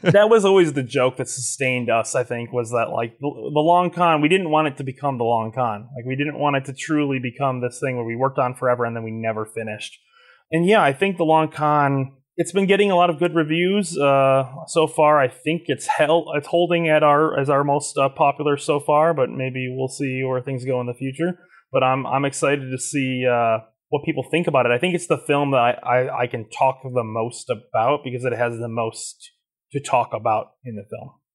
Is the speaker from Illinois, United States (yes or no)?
yes; Plainfield, Illinois, United States; born or raised there; also born or lived in Joliet, Illinois